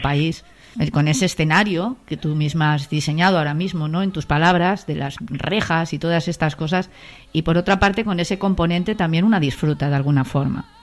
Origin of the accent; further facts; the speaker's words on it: Valencian Community, Spain; como valenciana